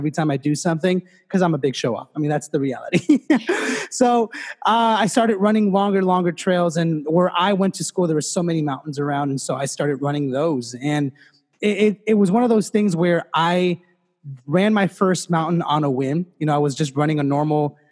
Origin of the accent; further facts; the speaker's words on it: Los Angeles, California, United States; in fifth grade in LA, so I'm from Los Angeles and in LAUSD